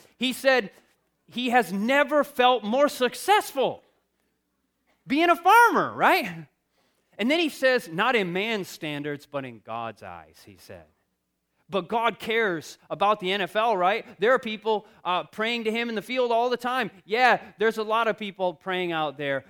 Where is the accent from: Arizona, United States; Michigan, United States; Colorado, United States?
Michigan, United States; I come from Michigan